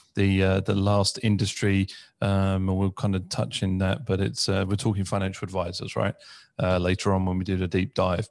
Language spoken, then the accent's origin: English; United Kingdom; growing up in the U K, obviously being British